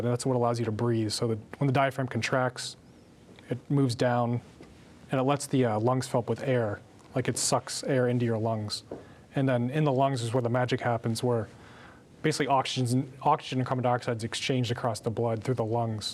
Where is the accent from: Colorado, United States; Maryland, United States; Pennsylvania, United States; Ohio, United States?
Pennsylvania, United States; I'm from Pennsylvania